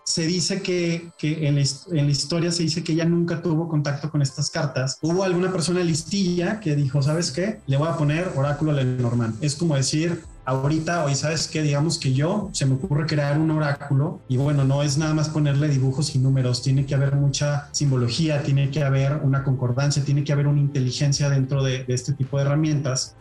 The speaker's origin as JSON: {"language": "Spanish", "town": "Monterrey", "region": "Nuevo León", "country": "Mexico", "said": "yo soy regiomontano y en, y en Monterrey nos gustan las cosas directas"}